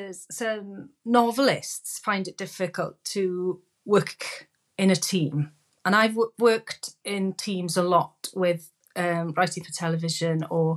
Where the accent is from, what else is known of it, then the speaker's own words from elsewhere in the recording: Wales, United Kingdom; being Welsh